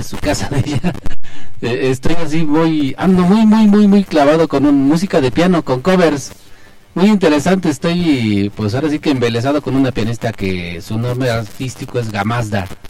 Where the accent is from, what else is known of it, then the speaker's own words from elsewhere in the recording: Belén, Mexico; la fiesta de mi rancho, yo soy de Belén